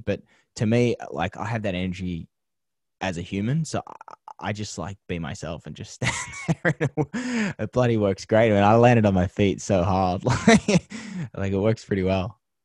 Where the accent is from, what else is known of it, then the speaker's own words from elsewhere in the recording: Penrith, New South Wales, Australia; moved away as an adult; now in Los Angeles, United States; growing up in Penrith